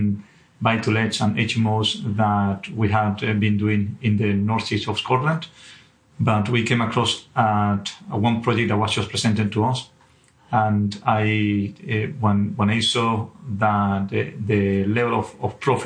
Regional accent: Venezuela; English is a second language; moved away as an adult; also born or lived in Aberdeen; now in United Kingdom; I'm not originally from the UK, and originally from Venezuela

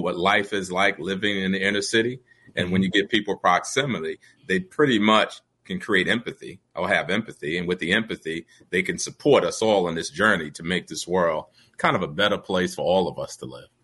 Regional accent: New York City, New York, United States; also born or lived in Brooklyn; It's literally a mile away from where I grew up in the projects.

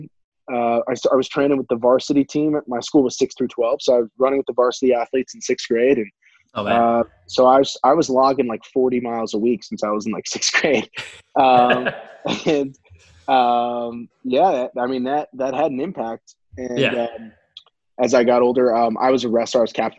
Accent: Montgomery County, Maryland, United States; I grew up pretty local. I was Montgomery County, Maryland

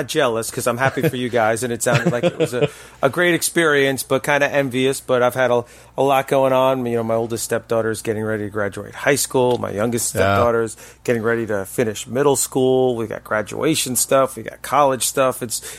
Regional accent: New York, United States; Vito's Pizza was my favorite pizza place growing up in New York. But yeah, oh, for anyone who lived near Mount Sinai and Corum, it was good stuff.

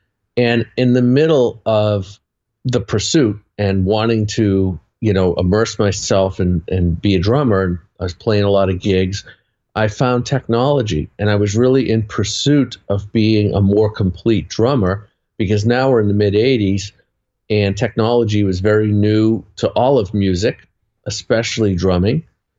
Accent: Boston, Massachusetts, United States; I'm from Boston.

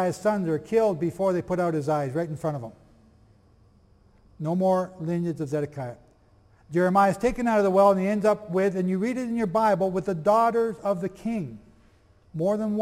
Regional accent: Antrim, Northern Ireland, United Kingdom; from Antrim, which is my hometown, from Antrim in Northern Ireland

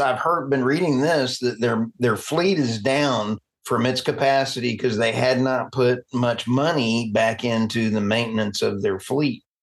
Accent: United States; as Americans

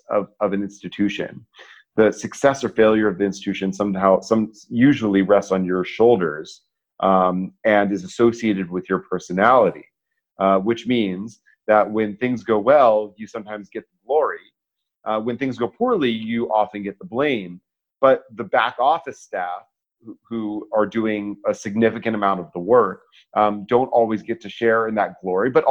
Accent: Atlanta, Georgia, United States; I grew up in Atlanta

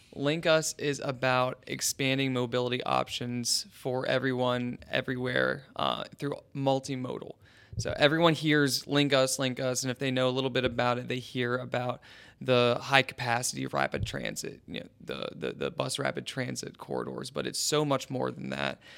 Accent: West Virginia, United States; also born or lived in Chicago; now in Columbus, United States; I'm originally from West Virginia

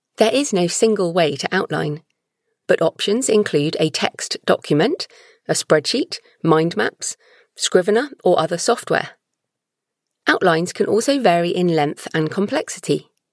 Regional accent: United Kingdom; I'm British

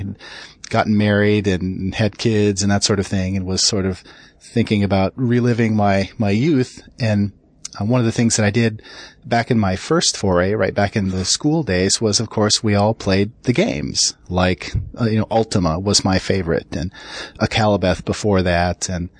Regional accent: Minneapolis, Minnesota, United States; I grew up in Minneapolis, the birthplace of the famous MEC computing consortium.

